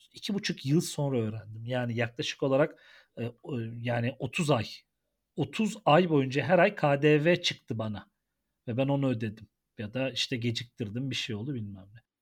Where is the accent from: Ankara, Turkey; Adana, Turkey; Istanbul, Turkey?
Ankara, Turkey; biz Ankaralılar olarak